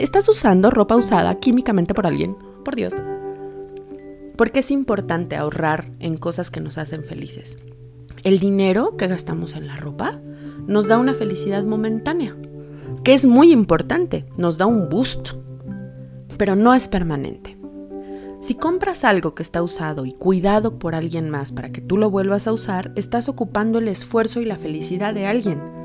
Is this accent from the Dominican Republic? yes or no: no; Mexico